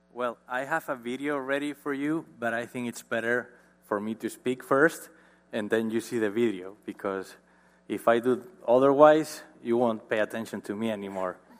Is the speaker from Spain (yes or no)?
yes; Marín, Galicia, Spain; born or raised there; English is a second language